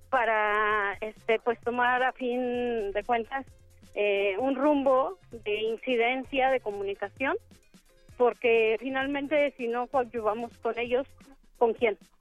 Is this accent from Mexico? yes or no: yes; Mexico; aquí en nuestro país